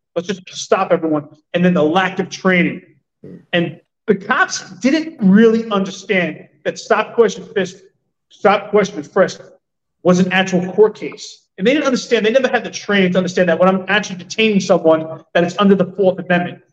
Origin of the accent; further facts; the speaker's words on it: New York City, New York, United States; I grew up in Stapleton.